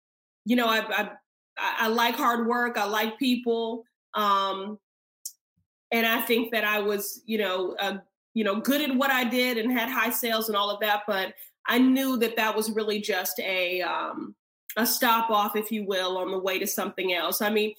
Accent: Chicago, Illinois, United States; now in Massachusetts, United States; I was raised in Chicago.

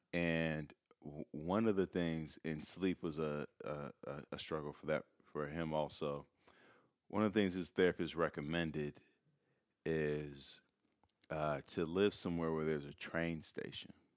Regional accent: Chicago, Illinois, United States; now in Los Angeles, United States; I'm from Chicago.

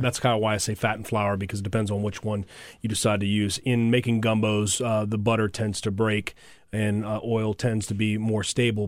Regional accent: New Orleans, Louisiana, United States; also born or lived in Colorado; Came back to my hometown of New Orleans

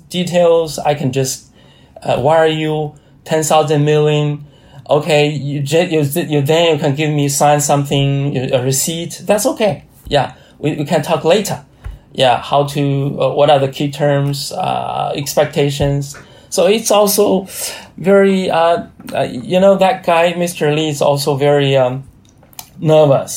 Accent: China; a state-owned research institute based in Hebei province. It's very close to my hometown

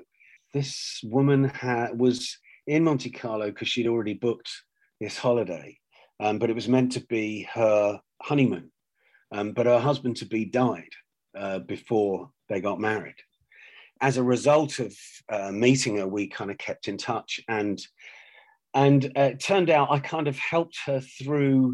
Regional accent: London, United Kingdom; I was born in London to an Irish mother

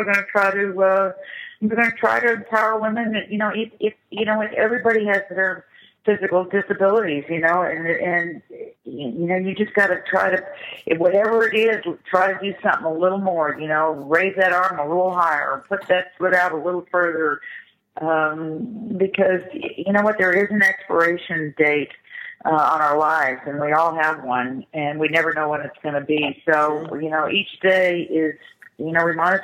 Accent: Los Angeles, California, United States; moved away as an adult; I grew up in the Valley. I'm the original Valley girl. I grew up in the Valley in the '60s

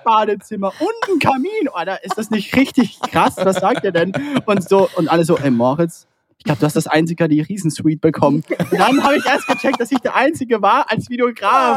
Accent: Austria; bei uns in Österreich

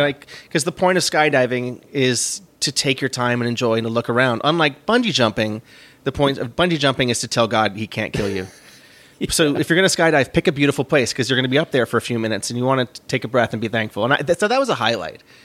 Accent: New York, United States; I was from New York

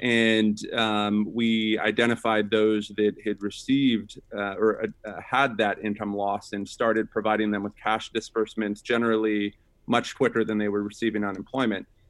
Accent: Sacramento, California, United States; I grew up in Sacramento, uh, California, with a single mom

